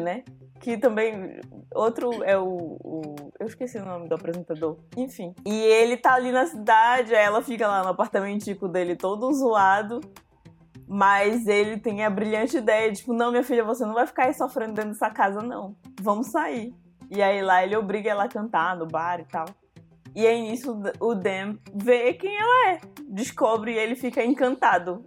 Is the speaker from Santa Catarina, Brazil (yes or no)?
no; Santarém, Pará, Brazil; now in Belém, Brazil; eu cresci em Santarém